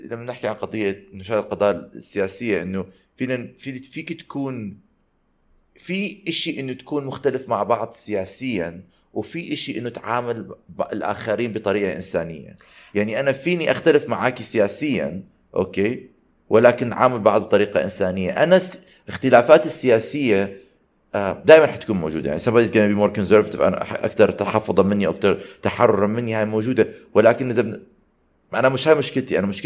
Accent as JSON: {"language": "Arabic", "country": "Palestine", "said": "انا فلسطيني بحكوا له انا باكستان"}